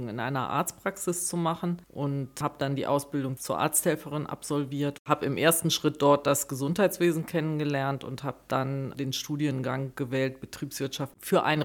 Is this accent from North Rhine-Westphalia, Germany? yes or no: yes; North Rhine-Westphalia, Germany; Ja, ich komme gebürtig aus Nordrhein-Westfalen, aus Ostwestfalen, aus dem Kreis Herford bei